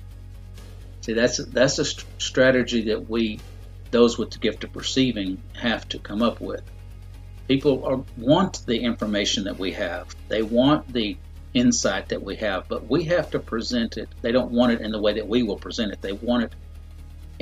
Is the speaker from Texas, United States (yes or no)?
yes; Dallas, Texas, United States; I'm born and raised in Dallas